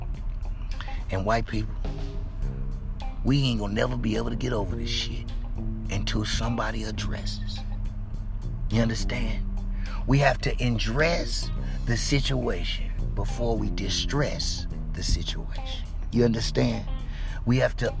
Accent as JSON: {"language": "English", "town": "St. Louis", "region": "Missouri", "country": "United States", "tie": "born or raised there", "said": "I'm born and raised in St. Louis"}